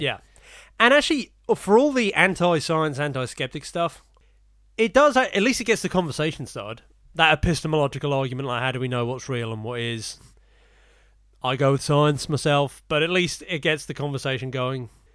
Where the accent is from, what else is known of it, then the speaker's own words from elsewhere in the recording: Portsmouth, South East England, United Kingdom; I was born in Portsmouth